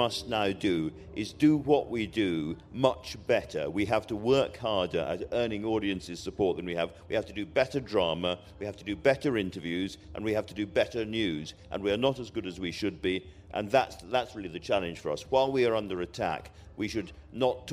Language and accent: English; Scotland, United Kingdom; as a Scot